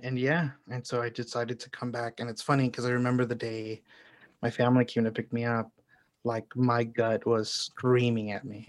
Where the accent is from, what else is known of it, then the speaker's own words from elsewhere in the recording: Houston, Texas, United States; moved away as an adult; also born or lived in Chicago; now in Houston, United States; Houston is where I grew up. It's my hometown technically, but I definitely see Chicago as home